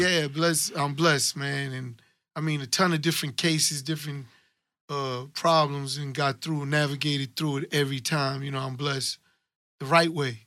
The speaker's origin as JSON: {"language": "English", "town": "New York City", "region": "New York", "country": "United States", "said": "I'm from Hollis, Queens"}